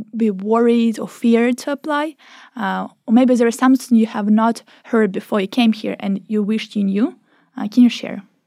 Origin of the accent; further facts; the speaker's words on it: Ukraine; now in Norway; I am from Ukraine